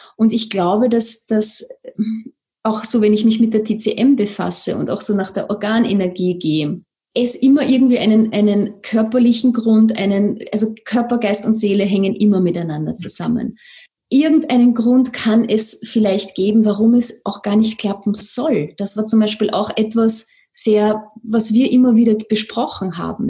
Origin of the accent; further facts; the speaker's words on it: Vienna, Austria; accent: Viennese; sitze hier in Wien, vielleicht hört man das ein bisschen an meinem Akzent